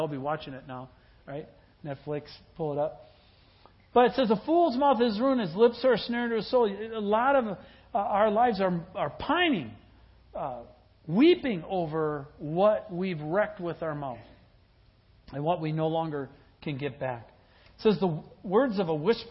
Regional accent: Wisconsin, United States; I grew up in Wisconsin, and I grew up with the taverns and the bars

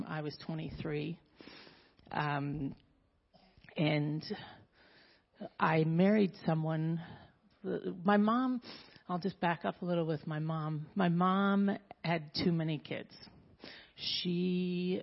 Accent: Southern California, United States; I was born in Southern California, raised in a very strong Mormon household

